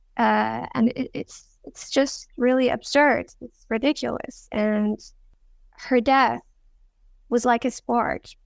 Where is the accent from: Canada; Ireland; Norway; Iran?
Iran; I was born in Iran. I was born in the city of Karolinska. It's a Kurdish city. So I'm a Kurdish girl